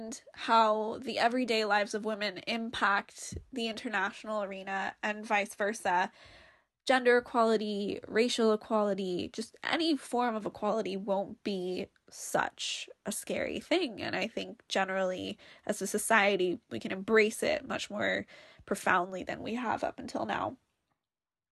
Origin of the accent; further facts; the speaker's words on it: San Francisco, California, United States; now in London, United Kingdom; I'm currently living in London, England, and I'm from San Francisco, California.